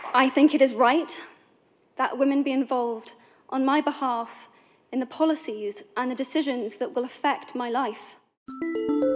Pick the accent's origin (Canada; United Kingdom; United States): United Kingdom; I am from Britain